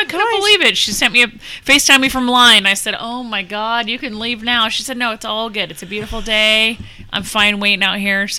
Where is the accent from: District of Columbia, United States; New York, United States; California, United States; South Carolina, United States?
California, United States; Chino; moved away; my hometown in Chino